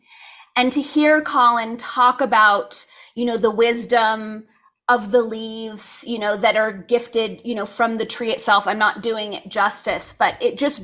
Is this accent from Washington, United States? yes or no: no; Los Angeles, California, United States; I grew up in Los Angeles